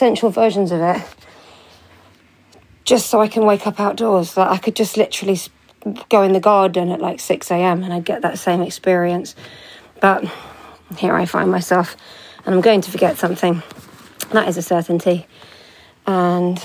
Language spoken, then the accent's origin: English; London, United Kingdom; my hometown in London